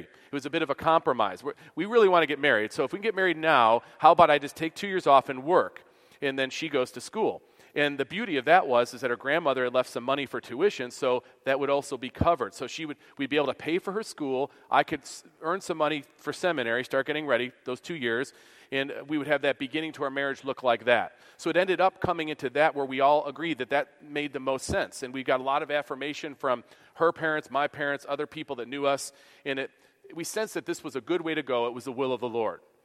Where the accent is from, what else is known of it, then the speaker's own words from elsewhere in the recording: Buffalo, New York, United States; moved away as an adult; now in Kansas, United States; I'm from Buffalo. We don't have air conditioning there